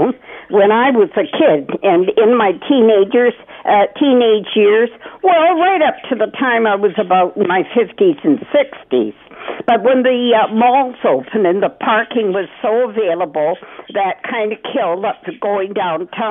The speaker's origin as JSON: {"language": "English", "town": "London", "region": "Ontario", "country": "Canada", "tie": "born or raised there", "said": "grew up, went to school in London"}